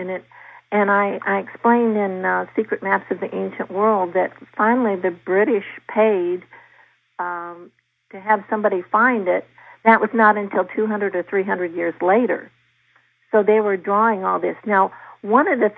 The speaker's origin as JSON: {"language": "English", "region": "Virginia", "country": "United States", "said": "in Virginia, my home state"}